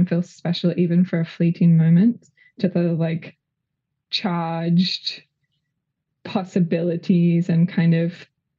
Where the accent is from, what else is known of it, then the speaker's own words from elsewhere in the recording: Australia; moved away as an adult; also born or lived in California; now in Los Angeles, United States; I'm Australian, but came to California to do a training in sex education, I think nearly 8 years ago